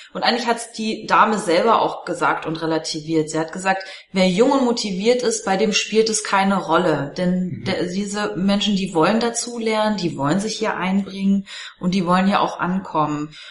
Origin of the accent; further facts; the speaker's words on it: Germany; selbst als Deutsche